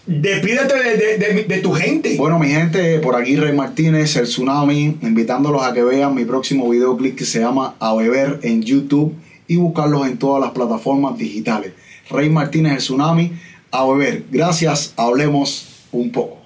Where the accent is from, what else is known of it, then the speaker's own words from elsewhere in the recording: Santa Clara, Villa Clara, Cuba; yo soy de Santa Clara